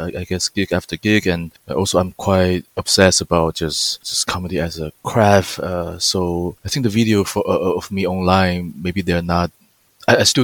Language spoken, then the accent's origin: English; China; English is a second language; moved away as an adult; also born or lived in Switzerland / Shanghai; now in London, United Kingdom; So I grew up in China, and when I was 19 years old, I went to Switzerland